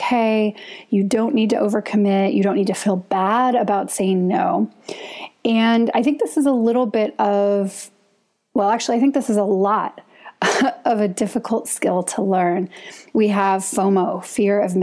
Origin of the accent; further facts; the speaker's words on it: United States; as an American